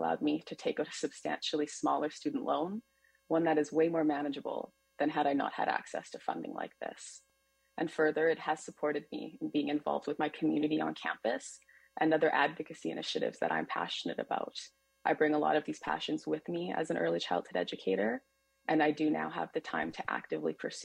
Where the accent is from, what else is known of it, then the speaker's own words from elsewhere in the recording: Winnipeg, Manitoba, Canada; now in Vancouver, Canada; I'm originally from Treaty One territory known as Winnipeg, Manitoba